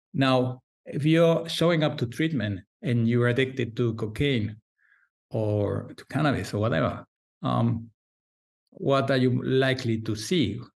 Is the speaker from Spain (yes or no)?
yes; Valencia, Valencian Community, Spain; I'm a psychiatrist from Valencia, Spain